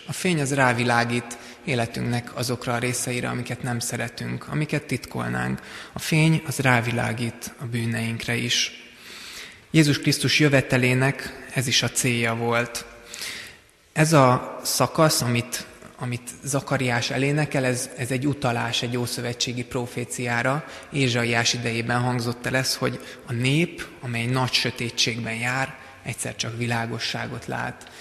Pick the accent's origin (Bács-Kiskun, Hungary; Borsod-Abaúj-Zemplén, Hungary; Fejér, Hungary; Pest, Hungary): Pest, Hungary; Szigetszentmiklós; Sziget-Szent Miklóson készült, ahol én felnőttem